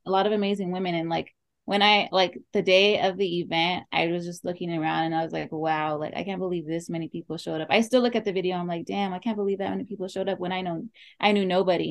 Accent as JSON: {"language": "English", "town": "Oxnard", "region": "California", "country": "United States", "said": "i am from oxnard california"}